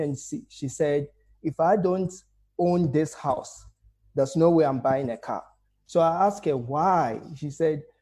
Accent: Ghana; now in South Africa; I'm a Ghanaian, so went into Ghana

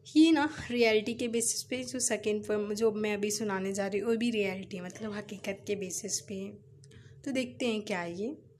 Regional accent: Mumbai, Maharashtra, India; मैं मुंबई से बिलोंग करती हूँ मैं मुंबई शहर की रहने वाली हूँ

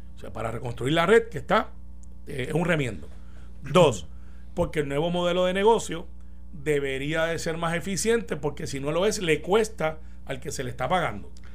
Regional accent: Puerto Rico; así somos los puertorriqueños

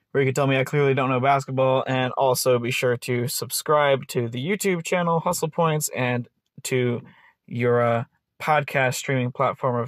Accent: the South, United States; I was from the South

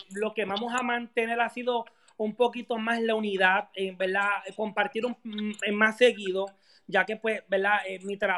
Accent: Río Grande, Puerto Rico; now in Orlando, United States; somos puertorriqueños

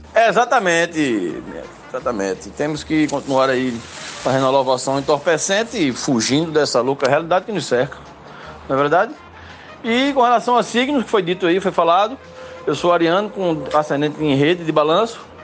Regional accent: Limoeiro, Pernambuco, Brazil; sou de Limoeiro, no Agreste Setentrional de Pernambuco

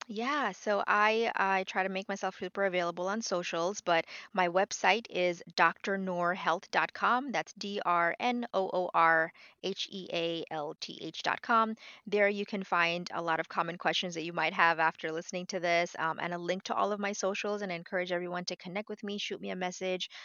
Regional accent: New York City, New York, United States; moved away as an adult; also born or lived in Bangladesh; now in Florida, United States; I am, uh, originally from Bangladesh. I grew up in New York City, uh, but right now I'm living in sunny Florida

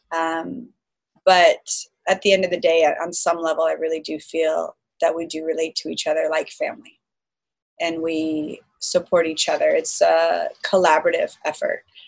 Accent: Folsom, California, United States; also born or lived in Bay Area, California; now in San Diego, United States; I was born in the Bay Area and I lived out there until I was three and then I moved to Sacramento County I lived in a smaller city called Folsom

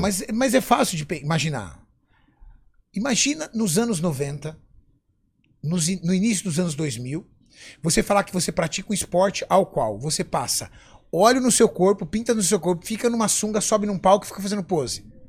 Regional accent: São Paulo, Brazil; also born or lived in ABC Paulista; Eu nasci na zona sul de São Paulo, na, num bairro chamado... É um bairro chamado Cidade Dutra, em Interlagos

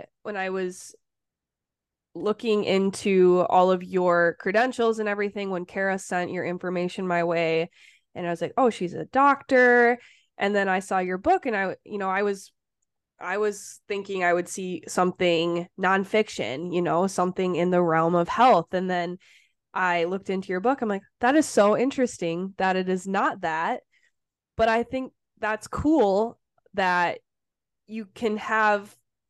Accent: Wisconsin, United States; moved away as an adult; I lived in Wisconsin my whole life. It's all I knew, was being an hour away from my hometown

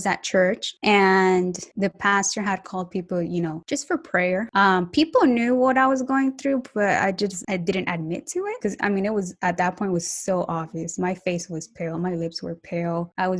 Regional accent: United States; also born or lived in Colombia; now in Atlanta, United States; was raised in the United States

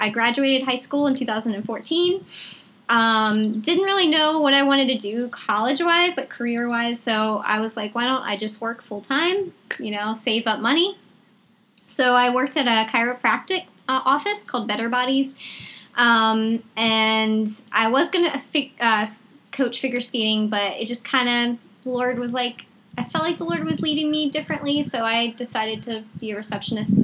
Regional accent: Chesterfield, Virginia, United States; I grew up in Chesterfield, Virginia.

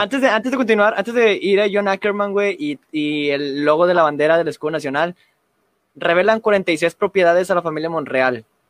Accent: Mexico; nosotros los mexicanos

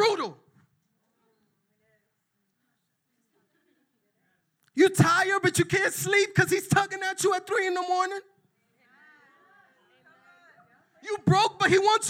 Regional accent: New York, United States; I'm from New York and I'm Dominican

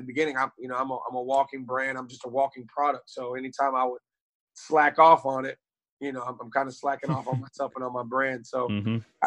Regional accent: Raleigh, North Carolina, United States; I grew up here in Raleigh, North Carolina

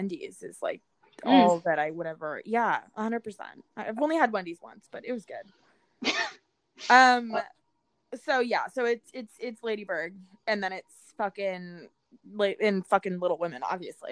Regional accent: California, United States; moved away as an adult; also born or lived in New York; I grew up super poor in California

